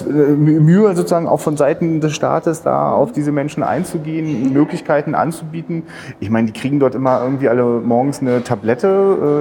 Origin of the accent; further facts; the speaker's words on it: Rostock, Mecklenburg-Vorpommern, Germany; also ich bin selber Rostocker